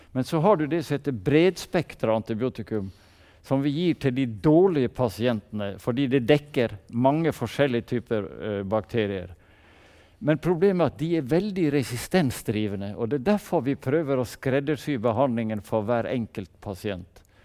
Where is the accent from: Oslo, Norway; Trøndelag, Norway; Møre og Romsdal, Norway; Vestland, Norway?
Møre og Romsdal, Norway; Sunnmøre; vi er sunnmøringer